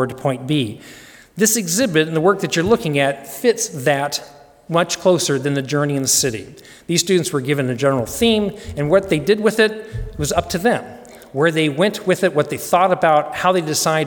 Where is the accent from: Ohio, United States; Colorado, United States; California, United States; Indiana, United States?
Colorado, United States; Denver; I grew up in Denver.